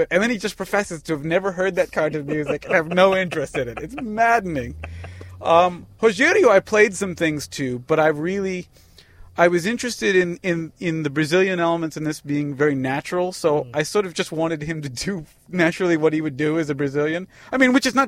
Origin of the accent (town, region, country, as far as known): Columbia, Maryland, United States; born or raised there; also born or lived in Bavaria, Germany / Washington, D.C.